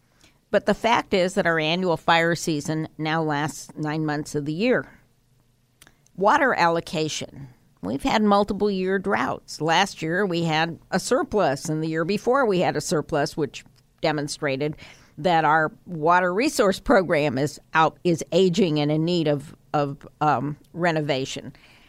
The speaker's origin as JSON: {"language": "English", "region": "California", "country": "United States", "tie": "born or raised there", "said": "when I grew up here in Sonoma County, actually, and Napa County, those were remote hamlets."}